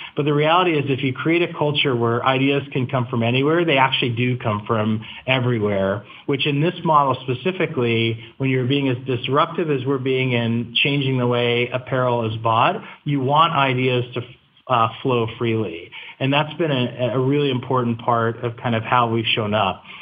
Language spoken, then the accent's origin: English; Virginia, United States; I grew up in Virginia